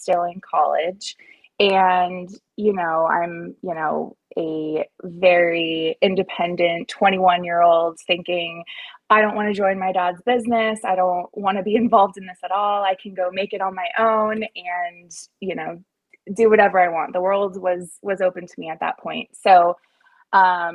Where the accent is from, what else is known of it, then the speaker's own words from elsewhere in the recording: San Diego, California, United States; moved away as an adult; also born or lived in Pleasant Hill; I am born and raised in San Diego